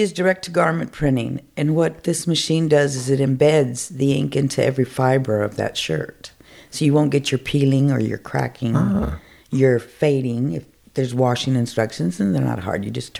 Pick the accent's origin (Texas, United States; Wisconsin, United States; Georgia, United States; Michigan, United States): Texas, United States; San Antonio; moved away; also born or lived in Las Vegas; I was born and raised in San Antonio, but I've been living in Vegas for 23 years.